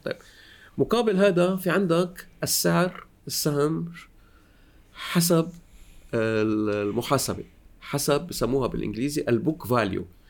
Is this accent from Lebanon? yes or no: yes; Lebanon; moved away as an adult; also born or lived in Beirut, Lebanon / Paris, France; now in France; أنا لبناني الأصل